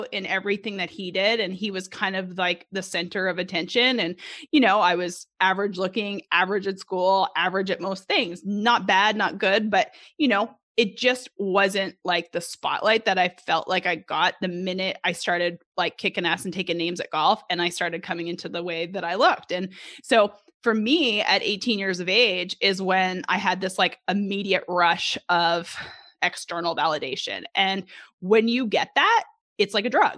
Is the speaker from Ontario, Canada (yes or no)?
no; Edmonton, Alberta, Canada; moved away as an adult; now in Little Rock, United States; grew up in Edmonton, Alberta, right outside of Edmonton until I was about 10 or 11 years old, moved to the city